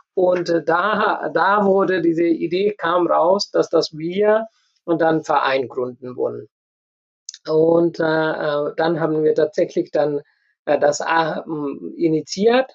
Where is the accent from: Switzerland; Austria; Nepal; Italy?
Nepal; German is a second language; moved away as an adult; also born or lived in India / Hannover, Germany; now in Germany; ich komme aus Nepal, ich habe in Indien studiert, ich habe in Nepal gearbeitet und dann äh, habe ich Berufserfahrung gesammelt und dann kam ich nach Deutschland. Äh, ich konnte kein Deutsch, ich habe Deutsch hier gelernt.